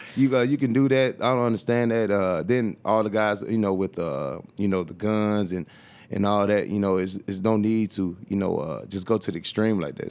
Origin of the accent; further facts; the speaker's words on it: Tuscaloosa, Alabama, United States; moved away as an adult; also born or lived in Baltimore; now in San Diego, United States; Tuscaloosa, Ala, Alabama, where my hometown is